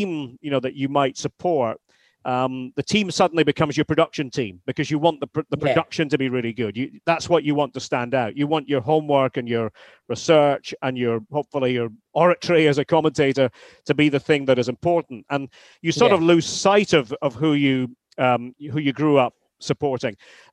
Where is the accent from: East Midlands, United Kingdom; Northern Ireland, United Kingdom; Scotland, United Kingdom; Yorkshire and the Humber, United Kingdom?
Scotland, United Kingdom; Aberdeen; now in Massachusetts, United States; I'm an Aberdonian. I'm from the Granite City